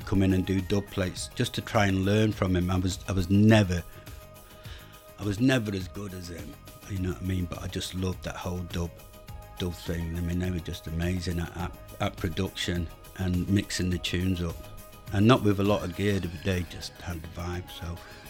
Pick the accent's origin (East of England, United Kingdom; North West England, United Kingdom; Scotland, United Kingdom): North West England, United Kingdom; Manchester; moved away as an adult; also born or lived in London / Hulme; now in Sydney, Australia; and I was from Manchester. so two Northerners.